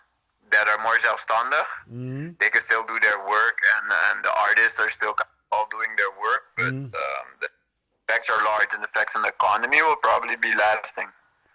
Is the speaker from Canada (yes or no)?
no; Curaçao; Curaçao, friend of Bijan.